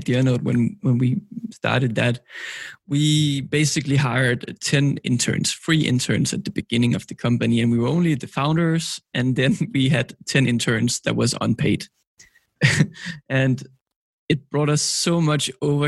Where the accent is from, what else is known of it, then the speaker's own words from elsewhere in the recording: Copenhagen, Capital Region of Denmark, Denmark; I'm from Copenhagen, Denmark.